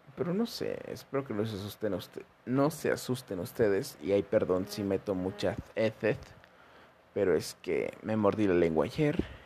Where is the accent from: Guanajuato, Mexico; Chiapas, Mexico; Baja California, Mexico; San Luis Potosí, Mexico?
San Luis Potosí, Mexico; soy de México, San Luis Potosí